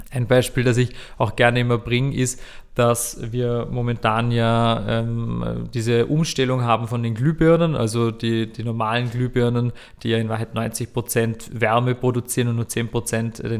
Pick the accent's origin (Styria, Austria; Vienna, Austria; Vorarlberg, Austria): Vorarlberg, Austria; Ich war, ich war mal dabei in Vorarlberg, ich bin ja Vorarlberger